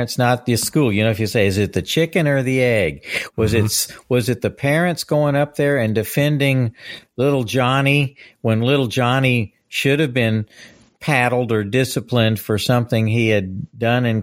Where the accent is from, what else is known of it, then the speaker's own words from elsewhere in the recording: Fort Worth, Texas, United States; also born or lived in California / upstate New York; I grew up in Fort Worth